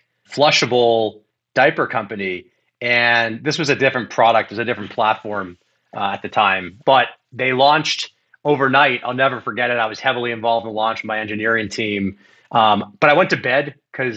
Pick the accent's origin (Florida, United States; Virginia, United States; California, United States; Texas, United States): Florida, United States; Miami; growing up in Miami, Florida